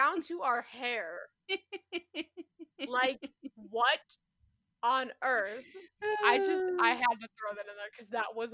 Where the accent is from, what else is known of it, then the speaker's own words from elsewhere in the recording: Midwest, United States; I'm from the Midwest.